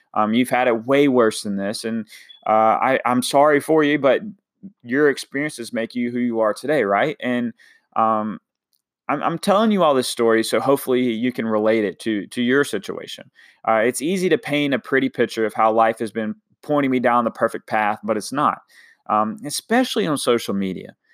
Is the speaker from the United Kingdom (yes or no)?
no; Washington, North Carolina, United States; moved away; I'm from a little town called Washington, North Carolina